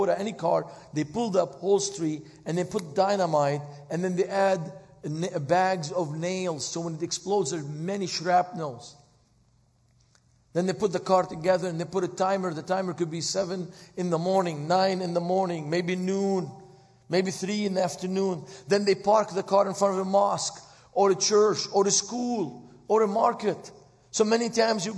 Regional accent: Beirut, Beirut Governorate, Lebanon; moved away as an adult; also born or lived in Texas / Cleveland, Ohio; now in United States; I was born in Beirut, Lebanon

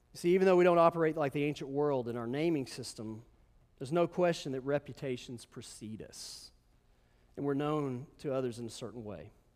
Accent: Memphis, Tennessee, United States; I'm from Memphis

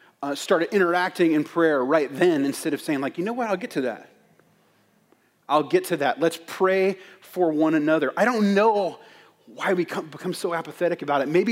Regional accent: United States; as an American Christian

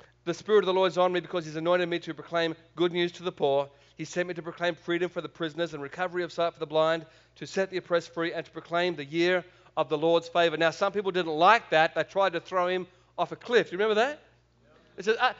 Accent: Australia; accent: Australian; I could try and speak American if you want. It's pretty bad, but I'll go back to Australian.

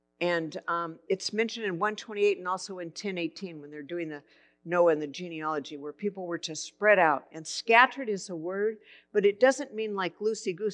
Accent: Santa Barbara, California, United States; I grew up in Santa Barbara.

